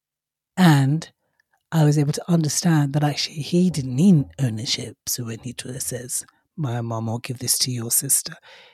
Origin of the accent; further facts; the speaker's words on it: Nigeria; in my father's culture, well, where I was brought up, so I'm half Nigerian